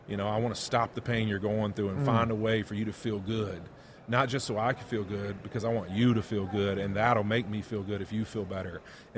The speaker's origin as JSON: {"language": "English", "town": "Monroe", "region": "Louisiana", "country": "United States", "tie": "born or raised there", "said": "my hometown in Monroe, Louisiana, or West Monroe"}